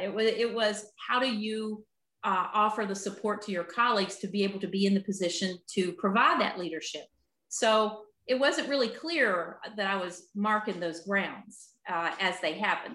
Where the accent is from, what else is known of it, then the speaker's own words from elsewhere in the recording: Appalachia, United States; growing up in Appalachia